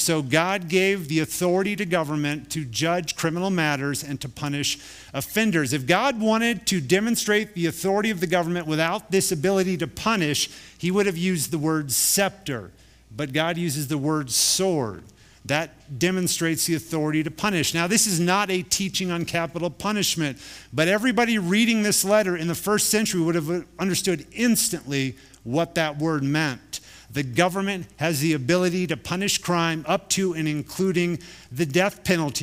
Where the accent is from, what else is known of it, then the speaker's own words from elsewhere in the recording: United States; we're Americans